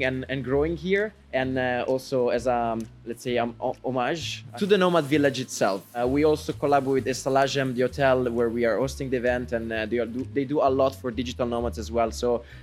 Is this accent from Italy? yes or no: yes; Monvalle, Lombardy, Italy; moved away; I'm from Italy, actually. A very, very small village in the north of Italy. It's almost Switzerland, and it's called Monvalle